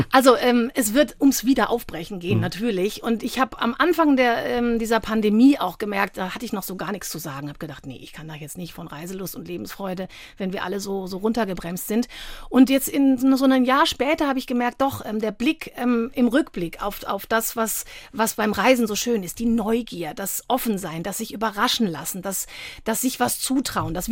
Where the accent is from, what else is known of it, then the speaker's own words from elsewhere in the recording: Freiburg, Baden-Württemberg, Germany; Ich komme ja ursprünglich aus Freiburg.